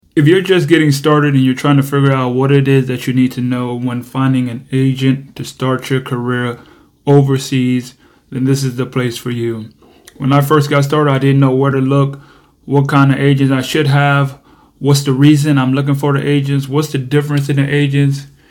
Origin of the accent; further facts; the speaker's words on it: United States; I'm from America